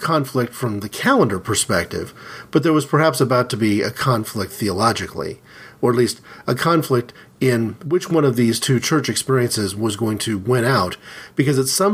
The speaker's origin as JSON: {"language": "English", "region": "Midwestern city", "country": "United States", "tie": "born or raised there", "said": "we moved to a particular side of the town that we lived in, a major, major Midwestern city"}